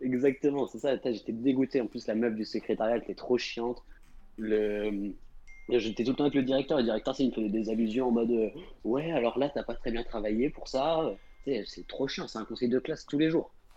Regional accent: Angers, Pays de la Loire, France; je viens de Angers

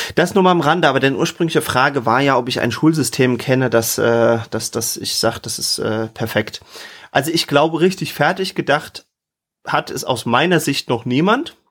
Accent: Germany; als Deutscher

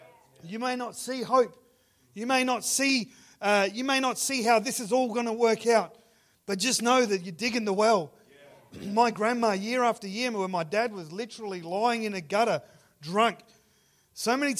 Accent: Ceduna, South Australia, Australia; I grew up in Sejuna. Sejuna is one of those places. It's right on the beach, but it's in the middle of the desert.

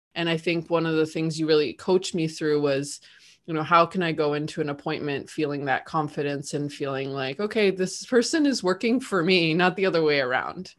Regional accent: Canada; now in Argentina; I'm living in Argentina, but I'm also Canadian

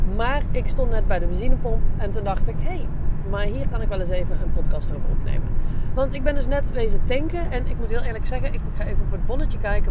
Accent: Netherlands

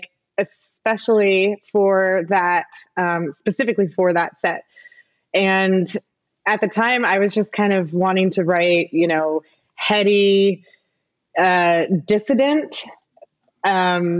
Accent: Midwest, United States; moved away; when I was growing up in the Midwest

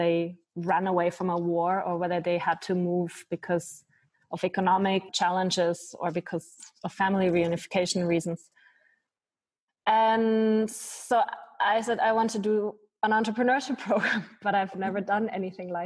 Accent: Munich, Bavaria, Germany; moved away as an adult; also born or lived in Malta; now in Switzerland; I used to do a lot of work for refugees and migrants also in my hometown in Munich.

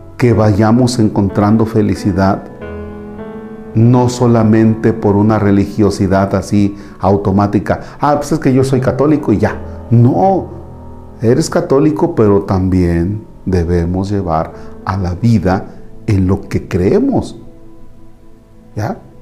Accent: Mexico; como mexicanos

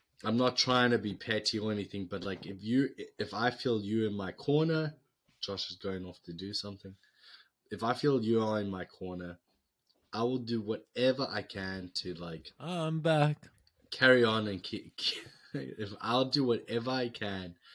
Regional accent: South Africa; moved away as an adult; now in United States; we're from South Africa

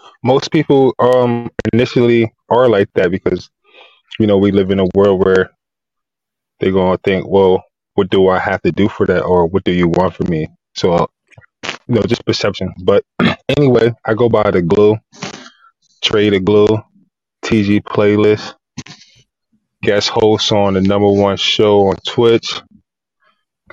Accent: Harrisburg, Pennsylvania, United States; I grew up in Harrisburg, PA.

